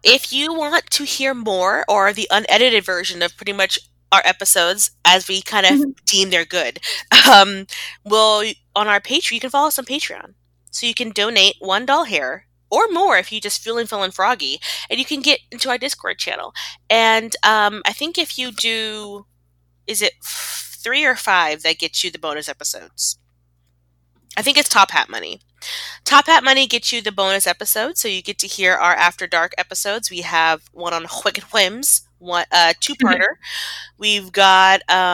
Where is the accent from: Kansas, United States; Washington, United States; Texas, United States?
Texas, United States; as a Texan